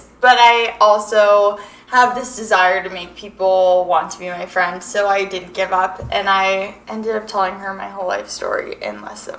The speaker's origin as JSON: {"language": "English", "town": "Coronado", "region": "California", "country": "United States", "lives_now": "Arizona, United States", "said": "So, I'm from Coronado, California, and I've lived in Arizona for the majority of my life."}